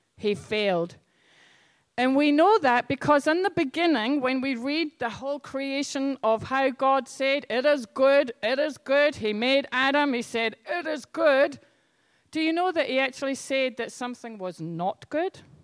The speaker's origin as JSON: {"language": "English", "region": "Scotland", "country": "United Kingdom", "tie": "born or raised there", "moved": "yes", "said": "I grew up in Scotland"}